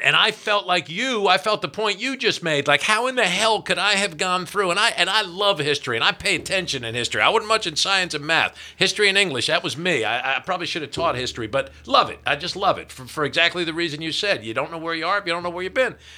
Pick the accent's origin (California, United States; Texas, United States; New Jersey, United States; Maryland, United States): New Jersey, United States; New Jersey, my home state